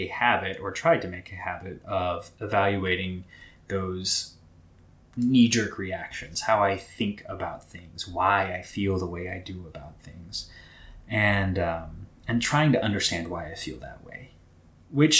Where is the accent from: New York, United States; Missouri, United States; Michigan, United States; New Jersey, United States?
Missouri, United States; Southwest; I was born and raised in Southwest Missouri